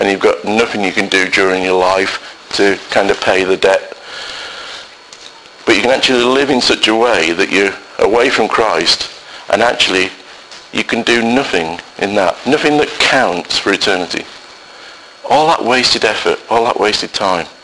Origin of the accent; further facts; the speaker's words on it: Salford, North West England, United Kingdom; I, working class guy, born and bred in Salford